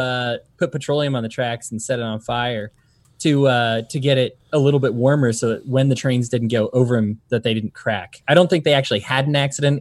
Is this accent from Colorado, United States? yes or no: yes; Colorado, United States; also born or lived in Utah; now in Salt Lake City, United States; I'm from Colorado, moved to Utah, I'm used to the Rocky Mountains